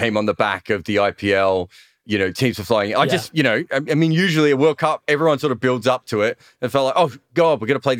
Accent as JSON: {"language": "English", "country": "Australia", "said": "an Australian fan"}